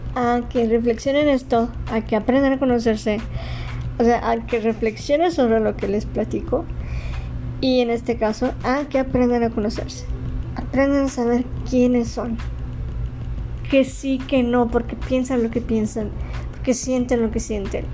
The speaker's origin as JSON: {"language": "Spanish", "town": "Ciudad Juárez", "region": "Chihuahua", "country": "Mexico", "tie": "born or raised there", "also_born_or_lived": "Mexico City", "said": "Nací en la Ciudad de México y a los cuatro años me mudé a Ciudad Juárez. Ya, ya, tengo viviendo aquí en Ciudad Juárez 33 años"}